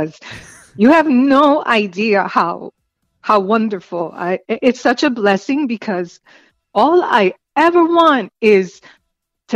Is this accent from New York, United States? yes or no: yes; New York City, New York, United States; also born or lived in Spanish Harlem; growing up in the South Bronx, surrounded by tenement buildings